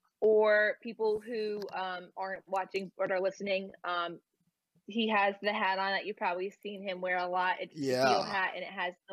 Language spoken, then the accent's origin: English; New Jersey, United States; And I remember I'm from New Jersey and so are they.